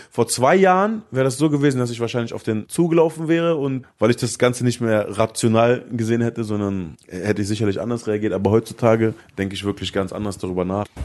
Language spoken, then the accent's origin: German; Lebanon; Ich glaube, ich spreche als Araber, als Libanese trotzdem das aus, was viele durchgemacht haben